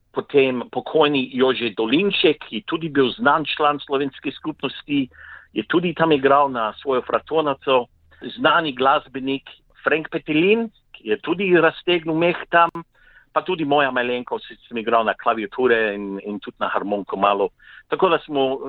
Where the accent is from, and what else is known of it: Slovenia; also born or lived in Victoria, Australia; now in Australia